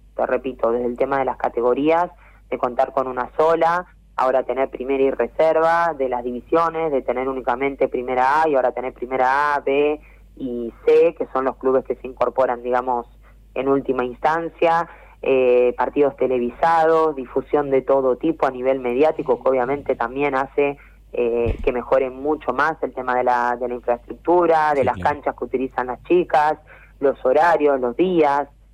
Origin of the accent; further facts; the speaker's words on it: Quilmes, Buenos Aires Province, Argentina; Yo soy de Quilmes